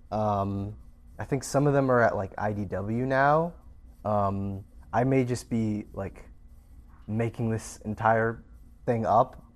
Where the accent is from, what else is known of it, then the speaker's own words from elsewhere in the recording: Canada; It's in my hometown.